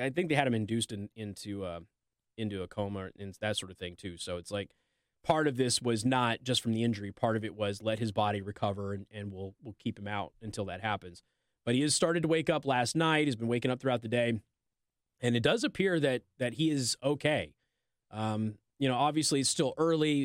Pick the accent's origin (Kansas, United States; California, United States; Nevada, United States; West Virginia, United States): Nevada, United States; Las Vegas; moved away; I'm from Las Vegas